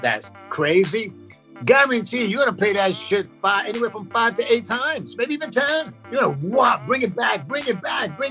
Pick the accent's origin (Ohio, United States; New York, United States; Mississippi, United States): New York, United States; New York City; we lived in Brooklyn, in a ghetto in Brooklyn